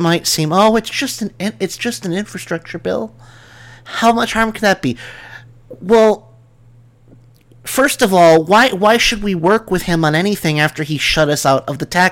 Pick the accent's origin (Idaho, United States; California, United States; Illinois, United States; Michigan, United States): Illinois, United States; Chicago; moved away; I'm from Chicago